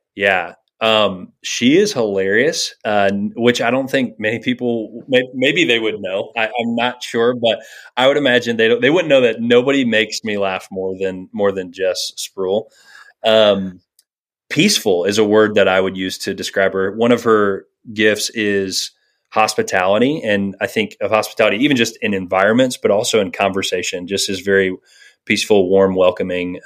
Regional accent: Virginia Beach, Virginia, United States; now in Ames, United States; I grew up in Virginia Beach, Virginia

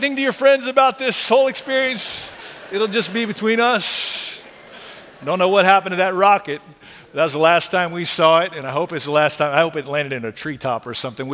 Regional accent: Texas, United States; I'm from Texas

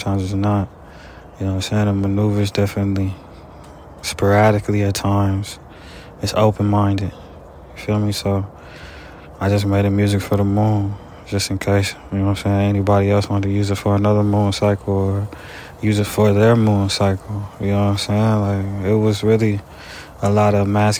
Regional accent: Dayton, Ohio, United States; now in Los Angeles, United States; I'm from Ohio. I'm from Dayton, Ohio

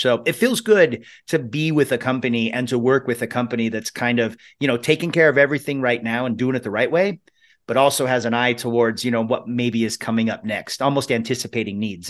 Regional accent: Spokane, Washington, United States; Spokane, Washington, which is where my hometown

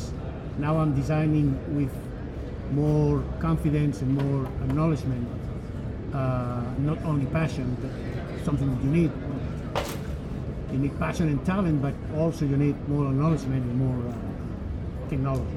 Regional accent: Barcelona, Catalonia, Spain; English is a second language; also born or lived in Costa Rica; now in United States; I'm from Barcelona, Spain, and we speak Catalan there

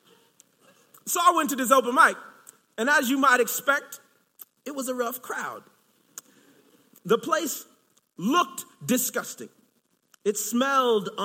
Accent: Long Beach, California, United States; moved away as an adult; also born or lived in Chicago; I'm originally from California

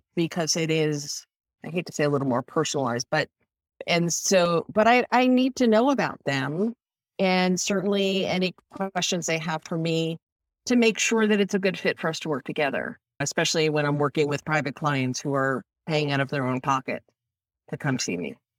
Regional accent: Northeast, United States; now in Tampa area, Florida, United States; I grew up in the Northeast

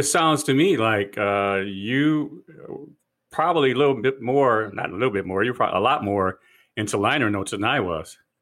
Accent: Detroit, Michigan, United States; growing up in Detroit

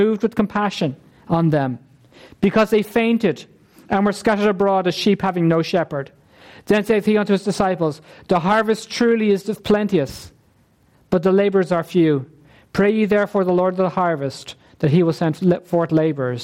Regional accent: Ireland; We're the Irish nation. Okay? We're an Irish ethnic group

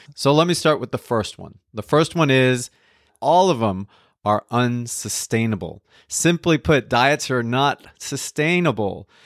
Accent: New Jersey, United States; also born or lived in Colombia; I was born in Colombia. I grew up in New Jersey

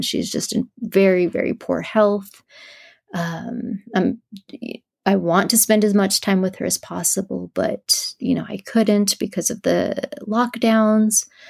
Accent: southern New Mexico, United States; I'm from New Mexico.

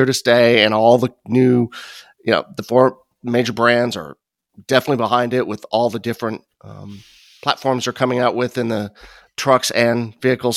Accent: Midwest, United States; also born or lived in Chicago; growing up in the Midwest

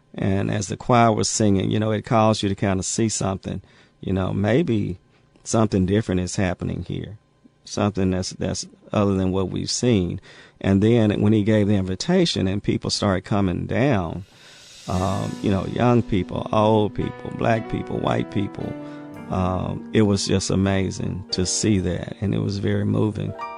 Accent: Jackson, Mississippi, United States; growing up in Mississippi was uh, interesting

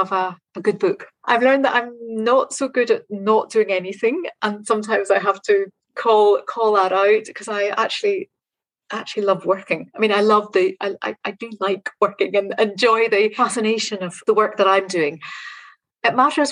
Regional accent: Northern Ireland, United Kingdom; now in Scotland; growing up in Northern Ireland. I live in Scotland now, but my home was in Northern Ireland

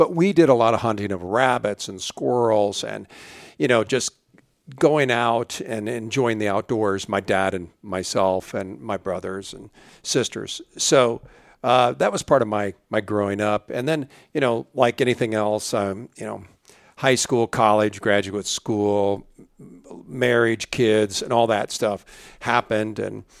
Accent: Illinois, United States; I grew up in Central Illinois, and our family enjoyed the outdoors, and we went hunting, mostly small game, not too much big game hunting. Of course, I grew up in the 60s and the 70s.

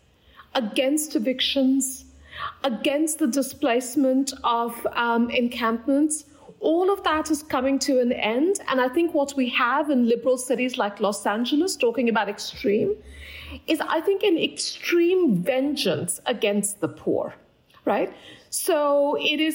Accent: Kolkata, West Bengal, India; moved away; I grew up in Kolkata, India

